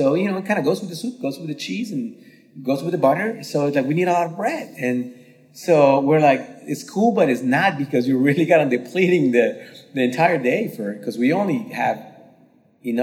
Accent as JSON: {"language": "English", "country": "Slovakia", "tie": "born or raised there", "also_born_or_lived": "San Francisco, United States / Dubai, United Arab Emirates", "moved": "yes", "said": "my grandmother used to make when I grew up in Slovakia"}